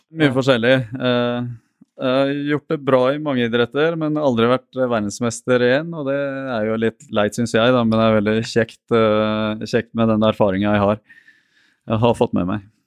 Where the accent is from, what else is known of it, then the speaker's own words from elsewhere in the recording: Norway; also born or lived in Porto Alegre, Brazil; Jeg har vokst opp mest i Norge